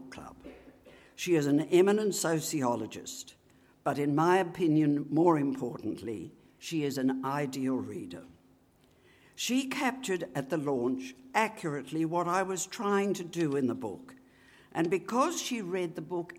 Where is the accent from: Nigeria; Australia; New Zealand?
Australia; Griffith, New South Wales; moved away; at their annual concerts in my hometown of Griffith